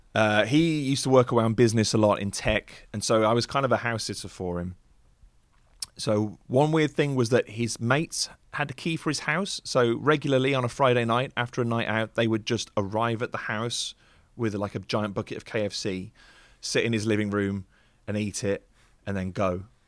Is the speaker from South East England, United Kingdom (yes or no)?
no; Wolverhampton, West Midlands, United Kingdom; moved away as an adult; also born or lived in London; I traveled in from Wolverhampton, went down to London